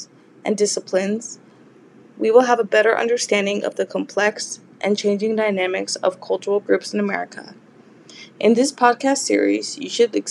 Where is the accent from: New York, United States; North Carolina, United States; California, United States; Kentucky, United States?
California, United States; Los Angeles; I was born and raised in Los Angeles, California